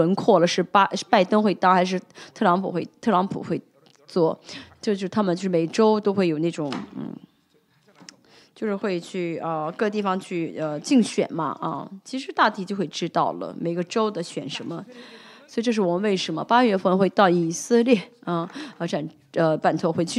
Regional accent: South Korea; Chinese is a second language; 因为我们作为韩国人，在韩为在啊在韩国，圣经里面没有说到韩国

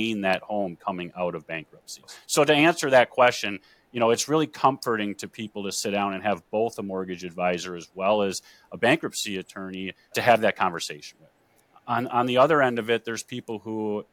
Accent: Green Bay, Wisconsin, United States; I am born and raised in Green Bay, Wisconsin.

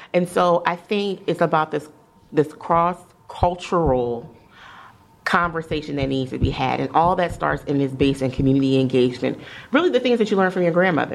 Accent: Columbia, Maryland, United States; I grew up in Columbia, Maryland.

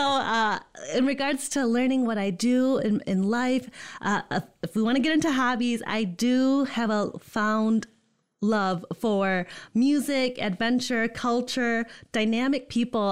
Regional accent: Holland, Michigan, United States; moved away as an adult; also born or lived in Indiana / East Lansing, Michigan; born and raised in Holland, Michigan

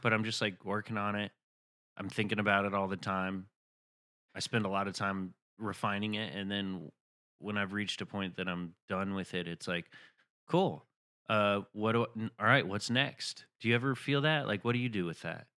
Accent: Chattanooga, Tennessee, United States; moved away; I'm from Chattanooga, Tennessee.

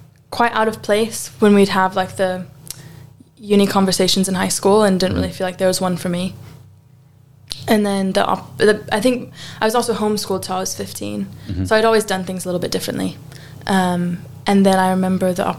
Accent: United States; moved away as an adult; I'm American and I speak English

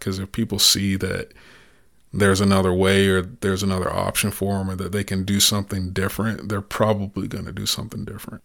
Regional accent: the Black Belt, Alabama, United States; moved away; I'm from the Black Belt, and, and the, they call it the Bible Belt too.

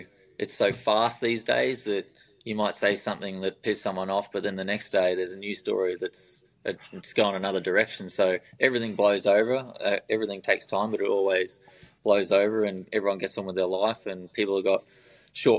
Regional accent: Albury-Wodonga, Australia; I'm from Albury, Wodonga

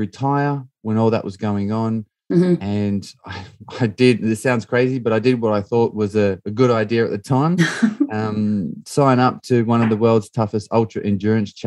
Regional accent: Australia; I grew up in Australia.

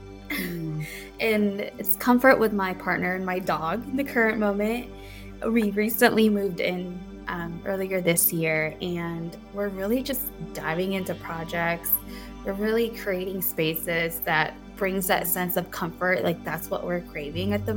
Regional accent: Midwest, United States; also born or lived in Philippines; I grew up in the Midwest

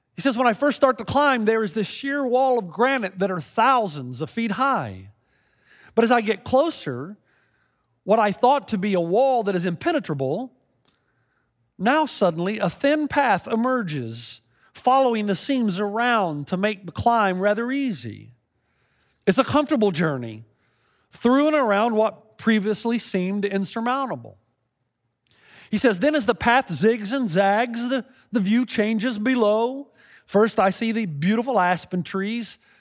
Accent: Tennessee, United States; growing up in Tennessee

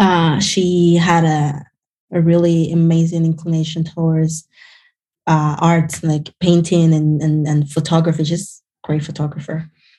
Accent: Cuba; now in United States; So, you know, I grew up around like a very artistic family.

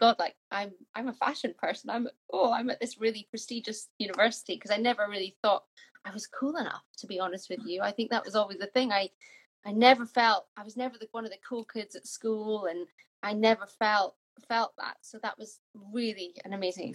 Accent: Yorkshire and the Humber, United Kingdom; also born or lived in Scotland; I'm Scottish, but I grew up in Yorkshire. I left Scotland when I was 10

